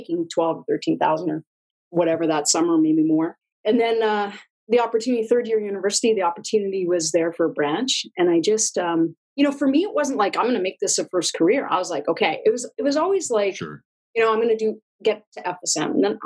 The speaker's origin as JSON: {"language": "English", "town": "Acton", "region": "Alberta", "country": "Canada", "tie": "born or raised there", "also_born_or_lived": "Calgary", "said": "my hometown of Acton, a little small town"}